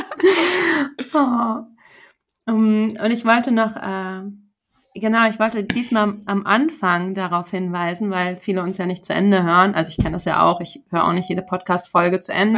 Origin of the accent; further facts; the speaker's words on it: Germany; für uns, ich glaube, als ähm, Deutsche